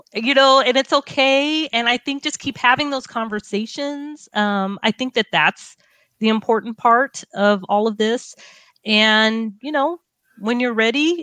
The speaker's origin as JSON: {"language": "English", "town": "Long Beach", "region": "California", "country": "United States", "tie": "born or raised there", "said": "growing up in Long Beach, you know, and doing my medical residency in Long Beach and graduating high school in Long Beach"}